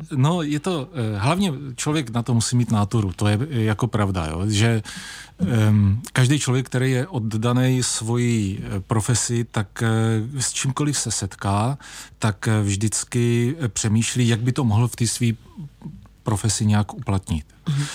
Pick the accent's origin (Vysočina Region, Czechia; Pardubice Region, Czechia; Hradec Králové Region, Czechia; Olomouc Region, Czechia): Vysočina Region, Czechia; tady Vysočina, eh, Třebíč a Jihlava, to je prostě můj domov